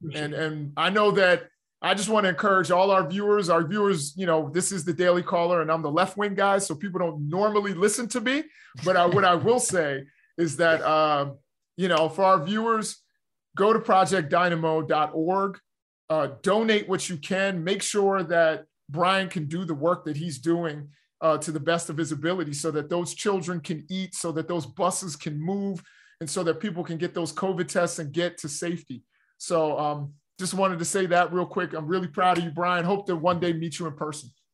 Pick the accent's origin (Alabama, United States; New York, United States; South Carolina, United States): New York, United States; New York City; I'm from Harlem